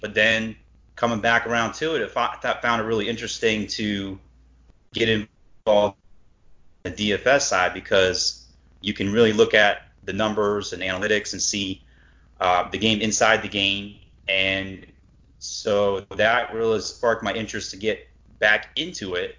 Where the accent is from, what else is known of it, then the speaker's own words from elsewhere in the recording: Cleveland, Ohio, United States; growing up in Cleveland